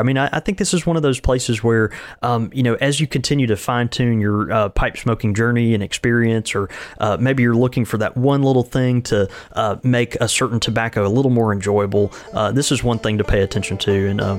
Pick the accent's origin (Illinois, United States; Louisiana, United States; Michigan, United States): Michigan, United States; Grand Rapids; the brick and mortar community that I support here in my hometown of Grand Rapids.